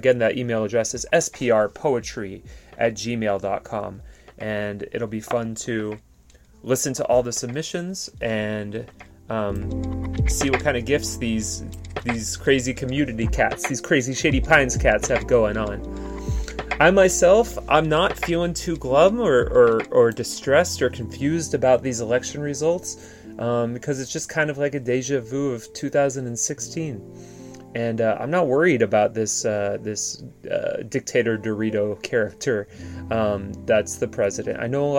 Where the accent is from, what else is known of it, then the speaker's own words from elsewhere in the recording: Poland; now in Portland, United States; You know, I'm Polish American. I immigrated here.